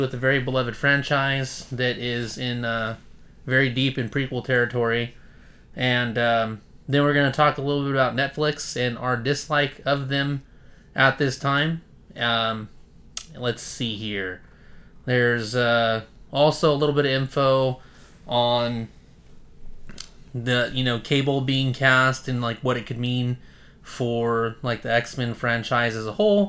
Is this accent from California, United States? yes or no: yes; Bakersfield, California, United States; We're from Bakersfield, California, and so it's hot as hell in Bakersfield.